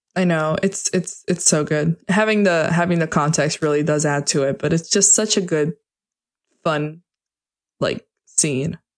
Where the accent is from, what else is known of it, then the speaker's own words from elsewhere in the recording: United States; I'm American.